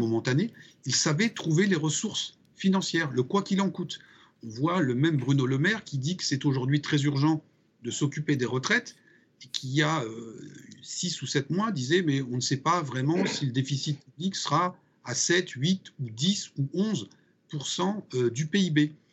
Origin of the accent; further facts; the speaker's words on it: Sarthe, Pays de la Loire, France; je suis originaire de la Sarthe